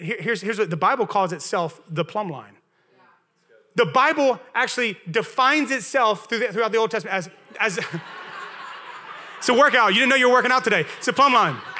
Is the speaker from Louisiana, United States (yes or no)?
yes; Louisiana, United States; accent: Southern; moved away; I'm from Louisiana originally